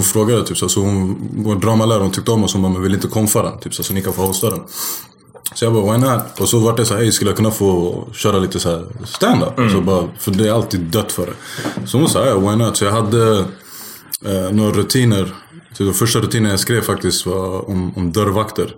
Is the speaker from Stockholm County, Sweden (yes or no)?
yes; Stockholm, Stockholm County, Sweden; uppvuxen i Rågsved